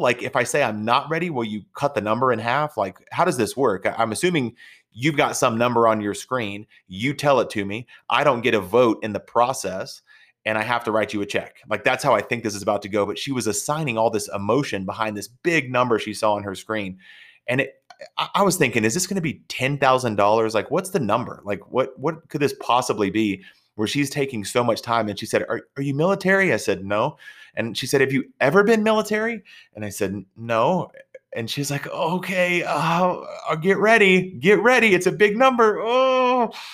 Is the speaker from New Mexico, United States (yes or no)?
no; Texas, United States; I'm from Texas